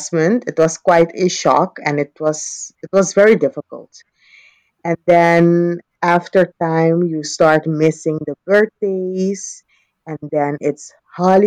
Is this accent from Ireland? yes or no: no; Curaçao; accent: Caribbean; moved away as an adult; also born or lived in Utrecht, Netherlands; now in Birmingham, United Kingdom; I moved from Curaçao when I was 18